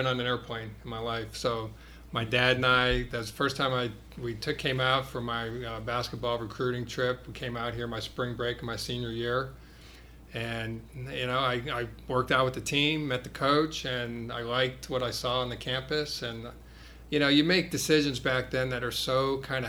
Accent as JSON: {"language": "English", "region": "Connecticut", "country": "United States", "tie": "born or raised there", "moved": "yes", "lives_now": "Columbus, United States", "said": "I grew up in New England. I grew up in Connecticut, but had a great childhood"}